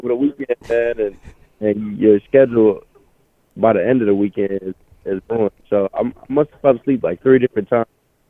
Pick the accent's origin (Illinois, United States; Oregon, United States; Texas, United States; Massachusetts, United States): Illinois, United States; Chicago; I'm from Chicago